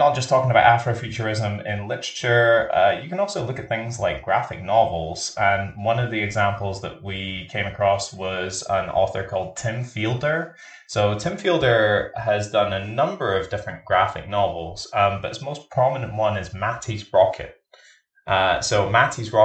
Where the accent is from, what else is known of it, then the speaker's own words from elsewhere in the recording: Scotland, United Kingdom; I'm Scottish and I grew up in a working class background.